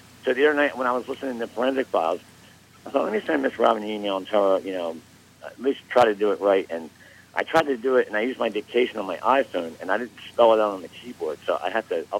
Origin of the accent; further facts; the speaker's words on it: outside Philadelphia, Pennsylvania, United States; moved away as an adult; now in Lancaster, United States; I grew up, you know, outside Philly